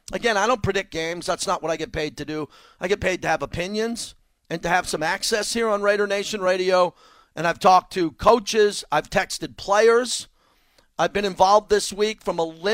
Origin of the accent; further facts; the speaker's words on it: New York City, New York, United States; I'm born and raised in New York